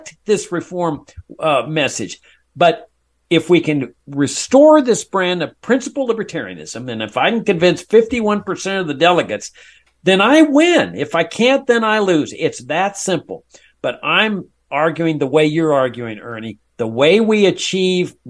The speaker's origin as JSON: {"language": "English", "town": "Laredo", "region": "Texas", "country": "United States", "tie": "born or raised there", "said": "I grew up in South Texas"}